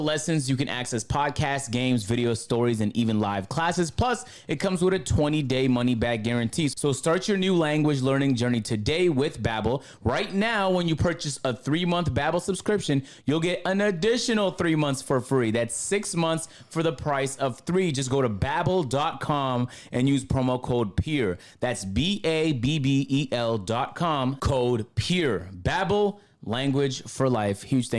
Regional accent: Canada; Look, I already know a little bit of French because I'm from Canada, so we learned it for 6 years.

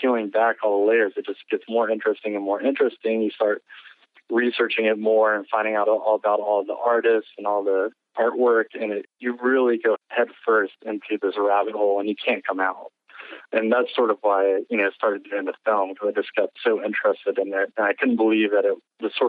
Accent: Virginia, United States; I'm actually from Virginia as well

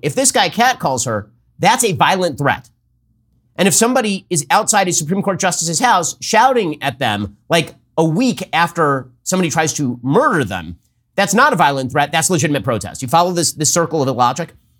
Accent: California, United States; I'm from California

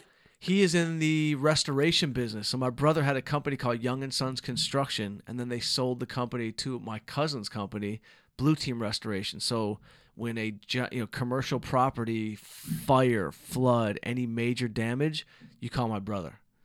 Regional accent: Southfield, Michigan, United States; now in Los Angeles, United States; from Southfield, Michigan

